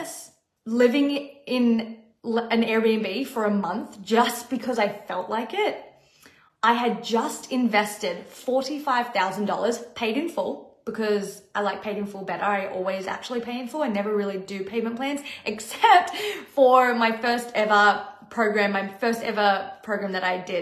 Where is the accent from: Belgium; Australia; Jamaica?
Australia; moved away as an adult; now in Los Angeles, United States; I was being flown to my home country to perform on tour on a dream job and get to see my family.